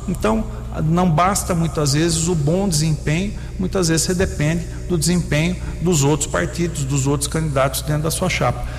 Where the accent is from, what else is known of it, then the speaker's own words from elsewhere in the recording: Brazil; como brasileiro